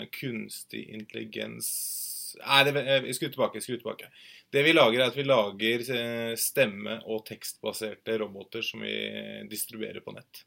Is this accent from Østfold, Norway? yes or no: yes; Moss, Østfold, Norway; jeg er fra Moss